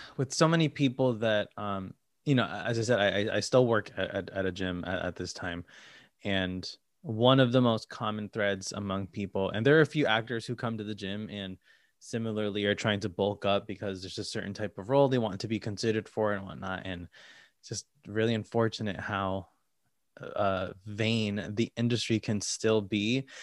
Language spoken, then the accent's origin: English; Connecticut, United States; moved away as an adult; now in New York, United States; I'm from Connecticut, you know, an hour and a half away from here, not too far